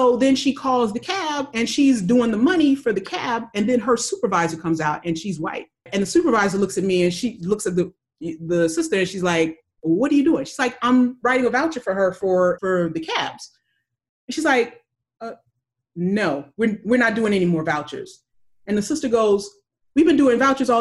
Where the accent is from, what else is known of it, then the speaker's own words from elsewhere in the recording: California, United States; I was from California.